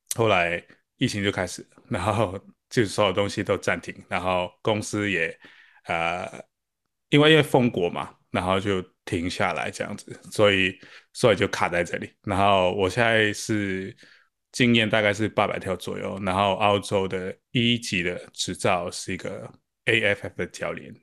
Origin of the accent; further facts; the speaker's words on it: Hong Kong; moved away as an adult; now in Australia; 那我是从香港来的